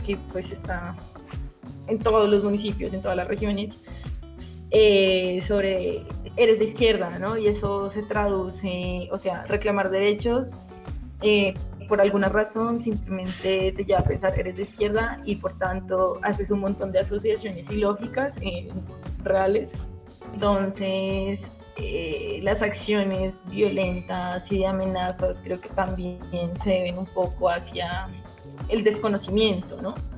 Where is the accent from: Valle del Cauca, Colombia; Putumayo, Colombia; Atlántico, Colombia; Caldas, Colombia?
Putumayo, Colombia; Villagarzón; soy del Putumayo, de Villa Garzón, un pequeño pueblo.